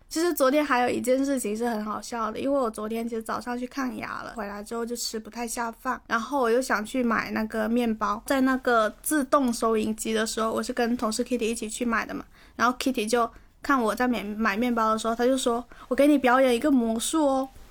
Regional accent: Guangdong, China; 作为广东人

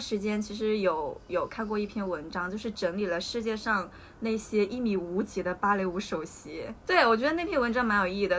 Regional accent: Hunan, China; 我作为一个湖南人，考湖大的时候，我没有报名资格

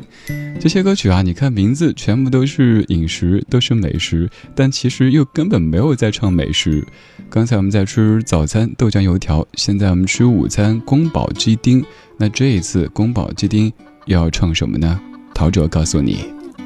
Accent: Sichuan, China; accent: Sichuanese; 小时候听到的那个，四川话

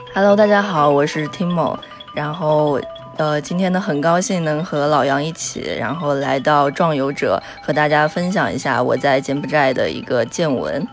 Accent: Yunnan, China; moved away as an adult; also born or lived in Phnom Penh, Cambodia; now in Kuala Lumpur, Malaysia; 我是云南人，然后这，呃，我在毕业之后就一直是游走于东南亚

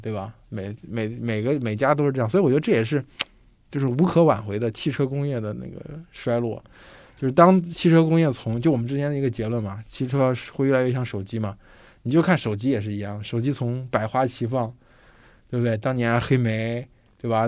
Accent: China; 我们中国人

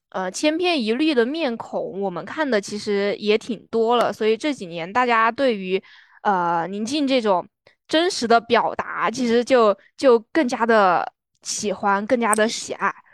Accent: Sichuan, China; 作为一个四川人

